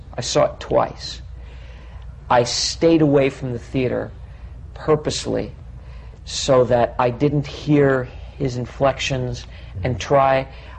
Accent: United States; I, being an American

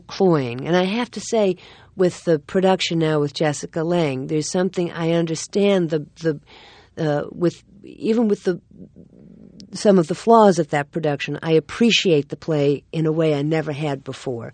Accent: the South, United States; I'm from the South

